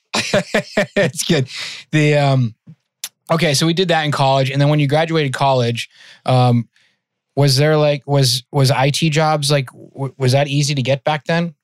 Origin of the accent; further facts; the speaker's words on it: outside of Worcester, Massachusetts, United States; accent: Mass accent; I grew up in Mass. I grew up in outside of Worcester.